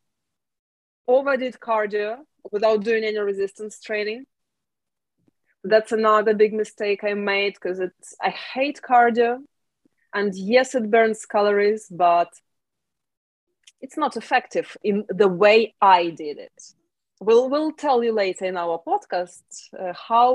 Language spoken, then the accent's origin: English; Ukraine; moved away as an adult; now in United Kingdom; Originally, I'm from Ukraine